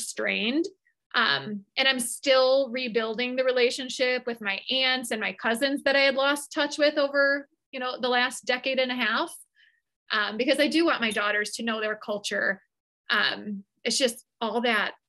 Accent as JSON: {"language": "English", "town": "Chicago", "region": "Illinois", "country": "United States", "tie": "born or raised there", "said": "literally born and raised in Chicago, I don't know anything other than an American life"}